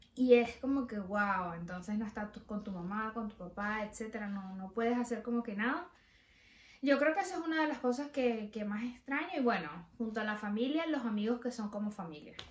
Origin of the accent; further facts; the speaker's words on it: Venezuela; moved away as an adult; me fui de Venezuela